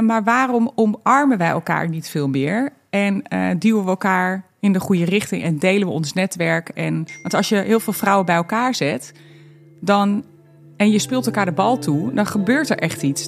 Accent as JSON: {"language": "Dutch", "town": "Barneveld", "region": "Gelderland", "country": "Netherlands", "tie": "born or raised there", "also_born_or_lived": "Twente", "said": "ik ben echt opgegroeid hiermee. Ja. Helemaal, eh, eh, Ja. natuurlijk op de Veluwe. Eh, ik ben er niet geboren, ik ben in Twente geboren."}